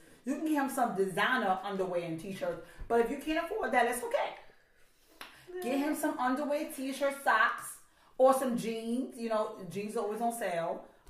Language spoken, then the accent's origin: English; India; I'm like, okay, I'm Indian. I'll go buy 7 for $35.